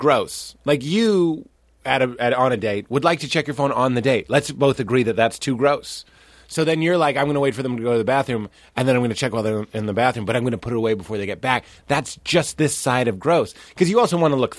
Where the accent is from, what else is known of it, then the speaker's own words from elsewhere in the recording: Boston, Massachusetts, United States; I grew up in Boston.